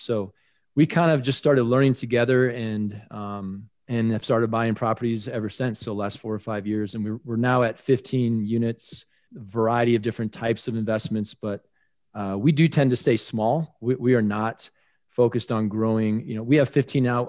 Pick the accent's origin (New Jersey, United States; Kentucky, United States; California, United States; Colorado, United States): Colorado, United States; in my home state of Colorado, living here in Denver